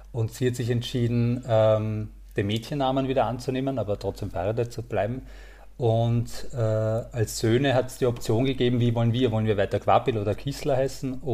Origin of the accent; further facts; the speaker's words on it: Krems, Lower Austria, Austria; born there; now in Vienna, Austria; Also ja, ich liebe die Wachau vor allem, also ich bin in Krems geboren äh, und ähm, die Wachau ist einfach ein Traum